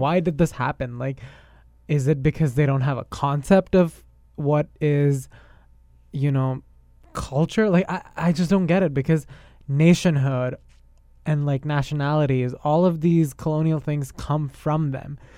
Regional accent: India; now in Canada; I'm not Canadian. I am Indian. I have an Indian citizenship

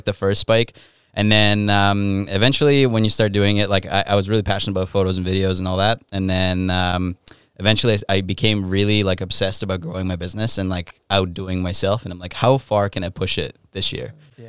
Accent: Ukraine; Backstory. I'm from Ukraine. European parents, very strict.

